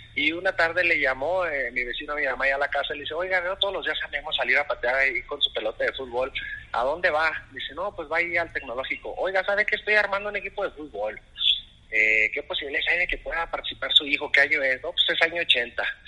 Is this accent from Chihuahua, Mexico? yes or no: yes; Ciudad Juárez, Chihuahua, Mexico; moved away as an adult; yo soy nacido en Ciudad Juárez, Chihuahua. Es ahí en el norte de la República. Este, ahí pues estuvimos viviendo aproximadamente 32 años